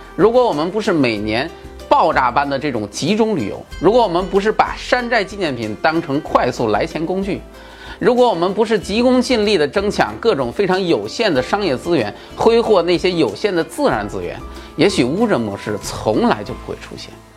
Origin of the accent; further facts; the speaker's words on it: China; 我们中国人